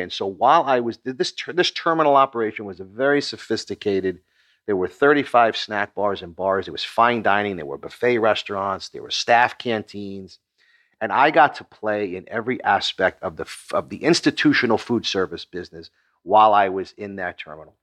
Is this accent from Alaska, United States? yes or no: no; Long Island, New York, United States; I was born in Long Island, New York